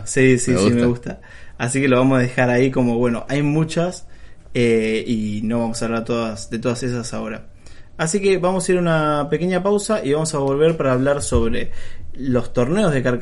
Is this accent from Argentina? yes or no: yes; Bahía Blanca, Buenos Aires Province, Argentina; ya lo hemos explicado, nosotros somos de Bahía Blanca, en Homoludens va a estar auspiciando eh, la instancia local acá en Bahía.